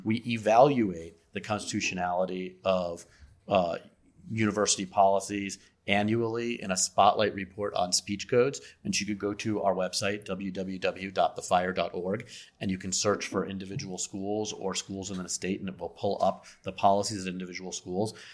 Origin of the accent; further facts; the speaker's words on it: Las Vegas, Nevada, United States; now in Philadelphia, United States; I'm originally from Las Vegas